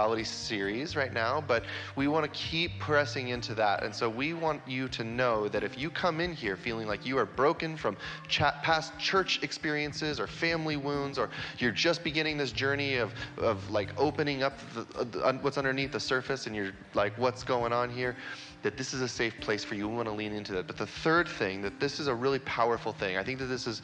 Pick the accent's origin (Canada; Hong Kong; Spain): Canada; Vancouver, British Columbia; also born or lived in Kansas City; I grew up here in Vancouver